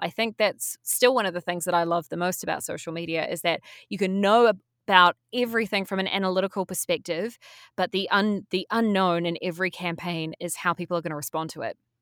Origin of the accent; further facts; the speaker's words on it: New Zealand; also born or lived in Wellington, New Zealand; I went to university as all Kiwi kids are encouraged to do.